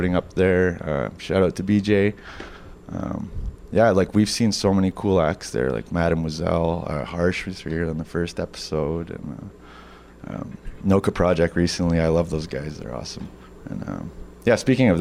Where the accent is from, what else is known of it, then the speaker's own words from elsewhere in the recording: Siksika Nation, Alberta, Canada; we're from Siksika Nation, Alberta